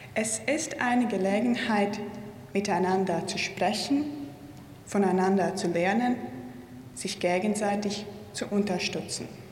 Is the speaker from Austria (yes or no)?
no; Riga, Latvia; Ich bin gebürtige Riegerin, Lettin und Europäerin